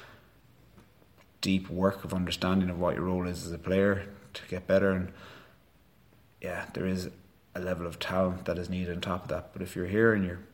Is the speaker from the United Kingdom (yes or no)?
no; Galway, Connacht, Ireland; I'm from Galway, I'm from Connacht